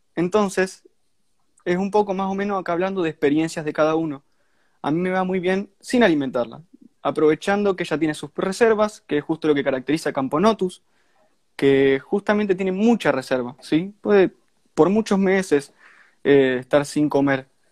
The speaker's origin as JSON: {"language": "Spanish", "region": "Santa Fe", "country": "Argentina", "said": "Yo soy de Argentina, soy de Santa Fe, es una provincia de Argentina, está muy cerca de Buenos Aires. Eh, y bueno, de ahí viene el acento"}